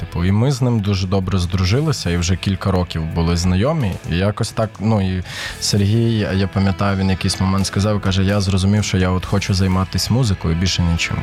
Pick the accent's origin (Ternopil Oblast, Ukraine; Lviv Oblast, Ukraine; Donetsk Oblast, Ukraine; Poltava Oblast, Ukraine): Ternopil Oblast, Ukraine; Ternopil; now in Kyiv, Ukraine; Я сам е, з Тернополя народився виріс там, хоча батьки в мене із Києва.